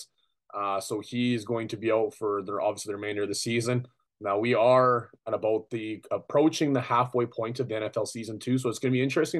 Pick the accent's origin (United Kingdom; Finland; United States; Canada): Canada; Saskatchewan; growing up in Saskatchewan